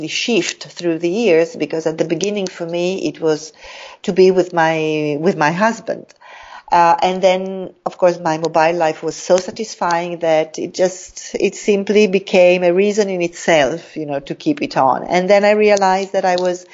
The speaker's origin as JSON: {"language": "English", "country": "Italy", "also_born_or_lived": "Africa / Latin America / Middle East", "moved": "as an adult", "lives_now": "Jakarta, Indonesia", "said": "I was very much attached to my home country, to Italy."}